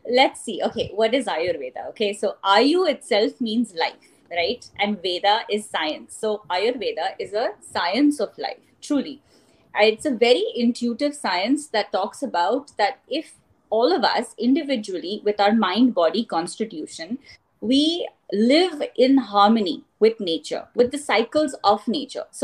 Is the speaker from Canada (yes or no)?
yes; Canada; For those of you who obviously don't know me … I am from Canada